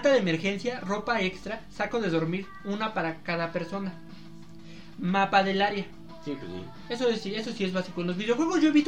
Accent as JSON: {"language": "Spanish", "country": "Mexico", "said": "yo soy mexicano. Tengo mi green card."}